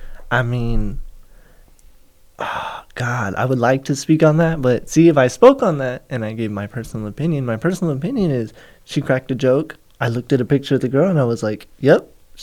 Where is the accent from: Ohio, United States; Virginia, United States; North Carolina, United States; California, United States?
California, United States; Oxnard; I'm also from Oxnard.